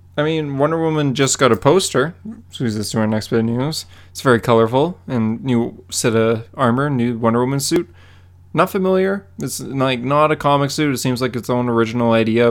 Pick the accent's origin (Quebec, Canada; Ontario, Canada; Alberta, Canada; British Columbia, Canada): Alberta, Canada; Calgary; born or raised there